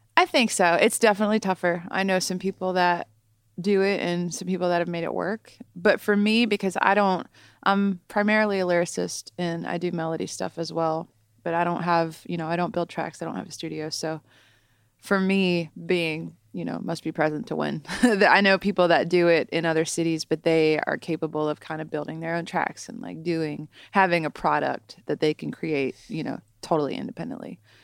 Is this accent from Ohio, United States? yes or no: yes; Southern Ohio, United States; also born or lived in Columbus, Ohio; I'm from Southern Ohio, but I moved up to Columbus and went to Ohio State for college